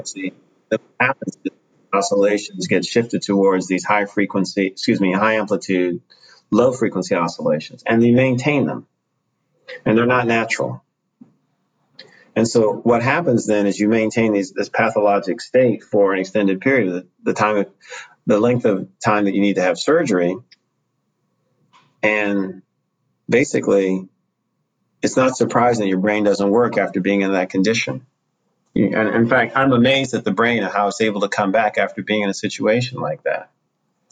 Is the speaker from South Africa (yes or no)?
no; United States; I'm not from here. I said, I'm from the U.S.